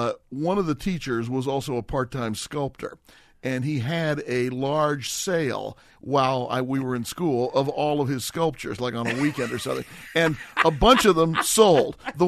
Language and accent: English; Los Angeles, California, United States; also born or lived in Berkeley, California / Peru; I was raised here in Los Angeles.